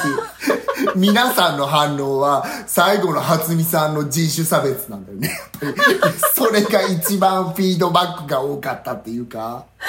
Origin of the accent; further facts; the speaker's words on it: Sweden; moved away; also born or lived in Yamaguchi, Japan; 私スウェーデン育ち